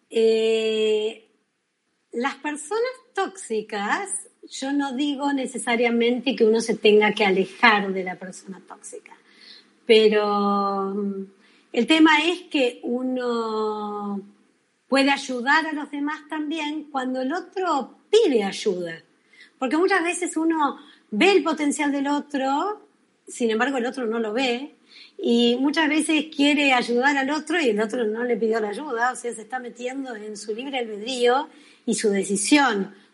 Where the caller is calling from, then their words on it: Argentina; de Argentina